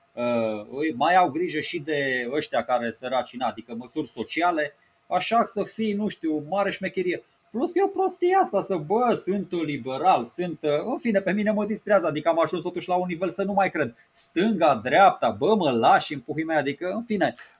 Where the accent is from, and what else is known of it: Romania